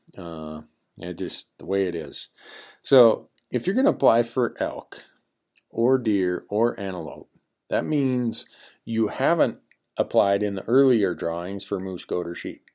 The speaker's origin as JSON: {"language": "English", "region": "Montana", "country": "United States", "said": "my home state of Montana"}